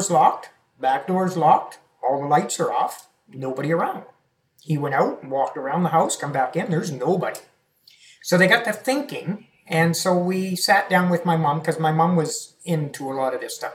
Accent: Yarmouth County, Nova Scotia, Canada; So I'm originally from Nova Scotia, mm-hmm. Yarmouth County.

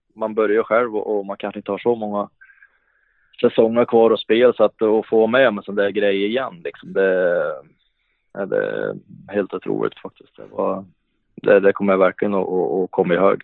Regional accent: Hagfors, Värmland, Sweden; also born or lived in Karlstad / Luleå; now in Ransäter, Sweden; det fanns ju hemma i Hagfors där i många år och det var någonting jag växte upp med

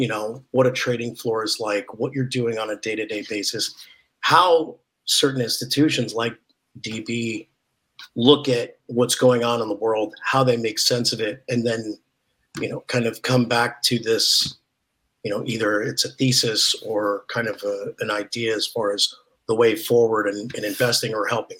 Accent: Oregon, United States; moved away; I grew up in Oregon

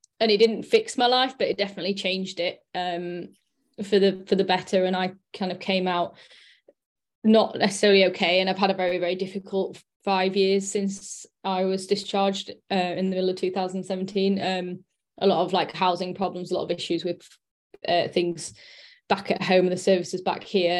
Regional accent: Sheffield, Yorkshire and the Humber, United Kingdom; I'm from Sheffield, and I'm 35

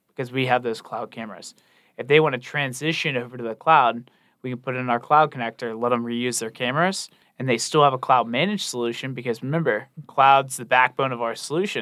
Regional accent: Charleston, South Carolina, United States; born and raised in Charleston, went to, uh, the Citadel down there in Charleston

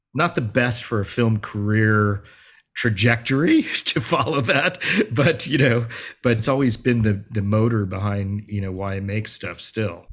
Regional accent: Los Angeles, California, United States; growing up as Asian American kid in L, kid in L

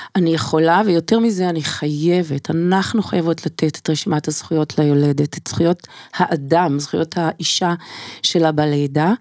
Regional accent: Israel; also born or lived in United States; מילדותי בקיבוץ

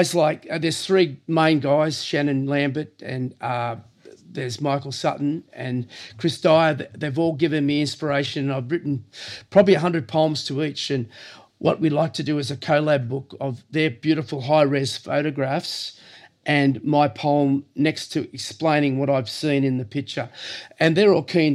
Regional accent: Cronulla, New South Wales, Australia; also born or lived in Lilli Pilli / Woolooware; I was born and bred in Cronulla, born in 54. And I grew up in Lillipilli, and we moved to Woolaware

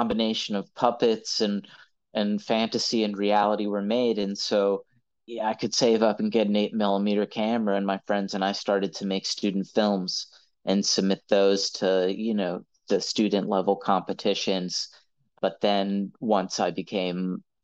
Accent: Pittsburgh, Pennsylvania, United States; my hometown of Pittsburgh

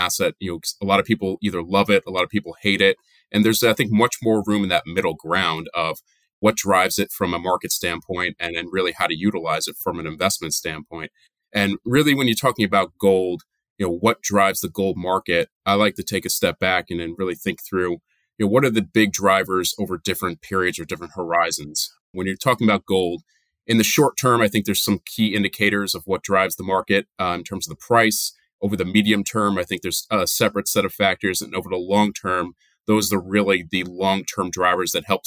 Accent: New Jersey, United States; moved away as an adult; also born or lived in upstate New York / Boston; now in New York area, United States; I grew up in New Jersey, so I'm a Northeast guy through and through my whole life.

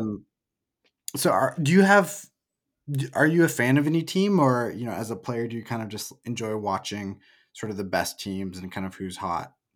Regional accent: Oregon, United States; moved away as an adult; also born or lived in Portland, Oregon; now in Salt Lake City, United States; I'm from Oregon. I lived in Portland before moving to Salt Lake

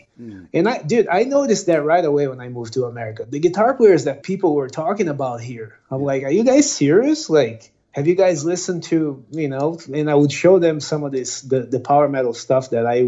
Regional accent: Brazil; first language Portuguese; English is a second language; moved away; being from Brazil, yep. Portuguese was my language

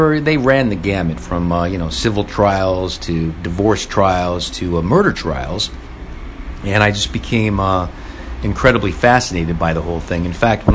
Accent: Los Angeles, California, United States; Growing up in Van Nuys, California

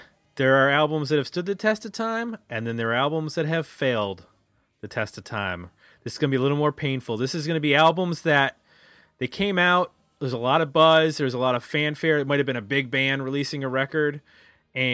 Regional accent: Buffalo, New York, United States; I'm from Buffalo.

